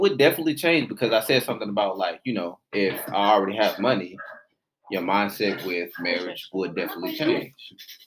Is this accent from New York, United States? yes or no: no; Atlanta, Georgia, United States; I'm born and raised in Atlanta